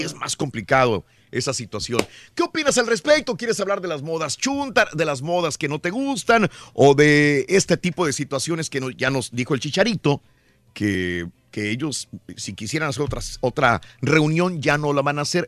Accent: Mexico; Soy mexicano, sigo a México.

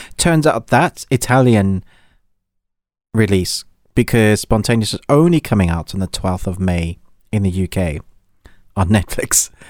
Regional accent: South Africa; I grew up in South Africa

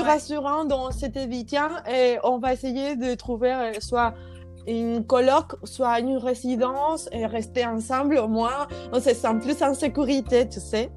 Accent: Andalusia, Spain; French is a second language; moved away as an adult; also born or lived in Poland; now in Bordeaux, France; je suis espagnole et je suis andalouse, je viens de l'Andalousie

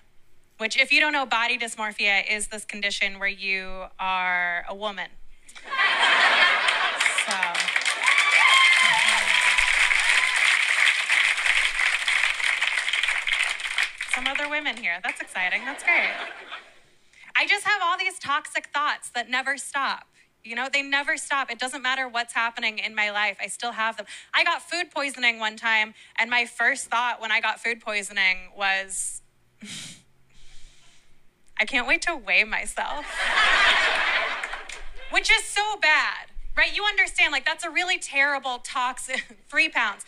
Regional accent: Kentucky, United States; moved away; I grew up in Kentucky.

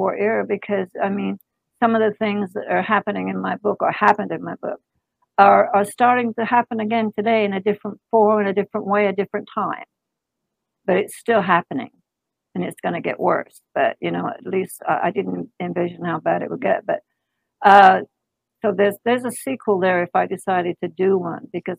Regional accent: England, United Kingdom; moved away; I was born and raised in England

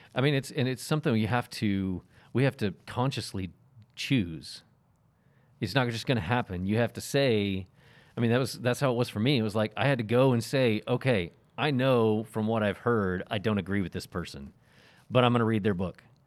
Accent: the Bible Belt, United States; growing up in the Bible Belt and in a Baptist church

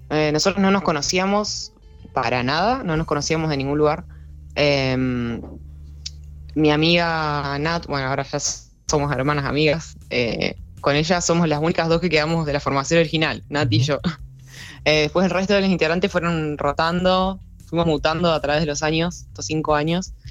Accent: Neuquén, Argentina; Nosotros somos de Neuquén Capital, nacidos y criados acá.

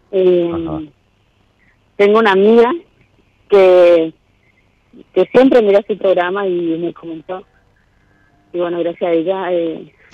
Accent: Posadas, Misiones, Argentina; de Misiones, Posadas.

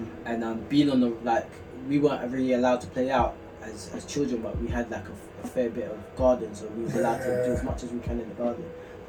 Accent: London, United Kingdom; I grew up not too far from there, actually. I grew up in South Norwood, like primary school, South Norwood. I went to a Croydon school.

